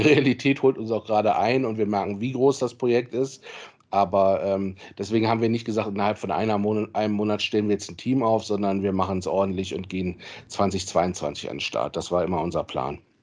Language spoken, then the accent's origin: German; Solingen, North Rhine-Westphalia, Germany; moved away as an adult; also born or lived in Marburg / Cologne; Ich komme aus Solingen gebürtig, äh, wohne auch inzwischen wieder in Solingen